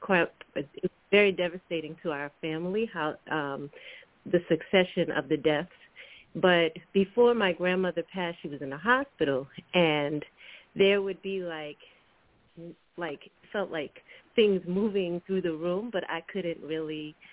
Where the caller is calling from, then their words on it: Washington, District of Columbia, United States; I'm calling from Washington, D.C.